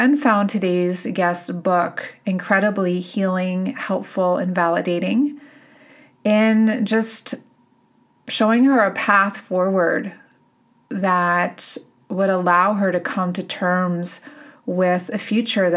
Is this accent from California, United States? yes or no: no; Boulder, Colorado, United States; in my hometown here in Boulder